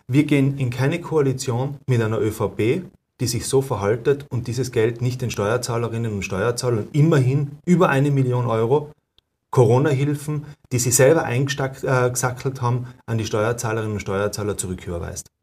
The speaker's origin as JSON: {"language": "German", "region": "Tyrol", "country": "Austria", "said": "bei uns in Tirol"}